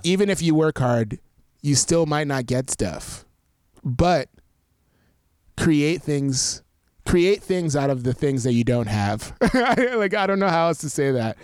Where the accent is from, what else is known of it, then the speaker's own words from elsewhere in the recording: New York, United States; I grew up in New York, so, like, I had access to all that stuff